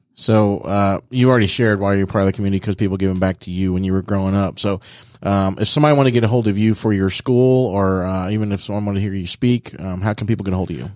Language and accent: English; Dayton, Ohio, United States; I'm from Dayton